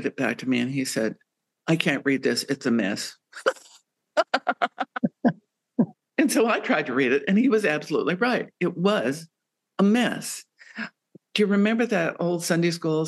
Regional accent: Bisbee, Arizona, United States; also born or lived in South Dakota; growing up in Bisbee, Arizona

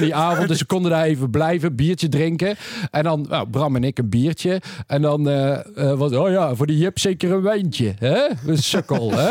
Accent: North Brabant, Netherlands; wij komen uit Brabant

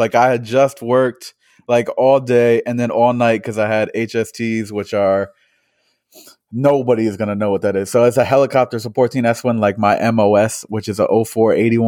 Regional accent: Springfield, Massachusetts, United States; we're both from Springfield

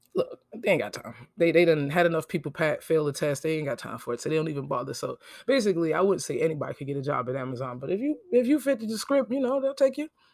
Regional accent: New Jersey, United States; moved away as an adult; now in Jacksonville, United States; I'm from New York, New Jersey. I grew up there.

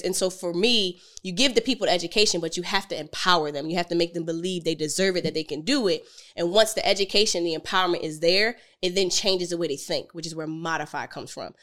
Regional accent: Philadelphia, Pennsylvania, United States; I'm from Philly

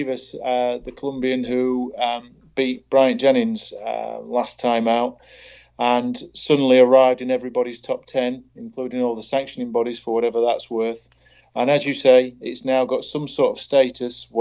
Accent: Doncaster, Yorkshire and the Humber, United Kingdom; born or raised there

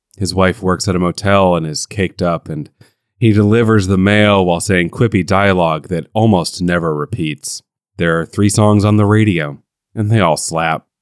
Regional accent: United States; as an American

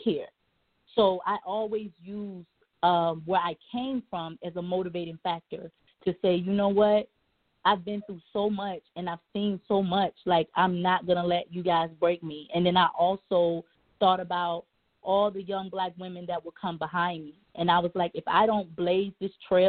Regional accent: Newport News, Virginia, United States; moved away as an adult; I grew up in Newport News, Virginia, predominantly black.

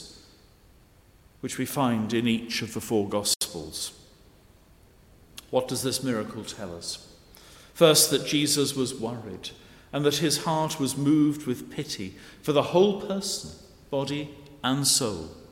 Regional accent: Cheshire, North West England, United Kingdom; now in Guernsey; Growing up in Cheshire, the main holiday destination was North Wales

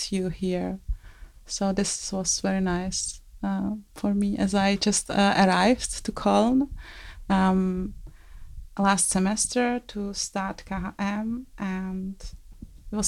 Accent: Czechia; English is a second language; I am from Czech Republic

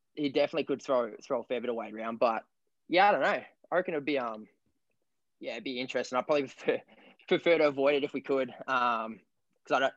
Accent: King Island, Tasmania, Australia; I'm an Australian long distance runner from 1500 to 10K, and I'm from King Island, Australia.

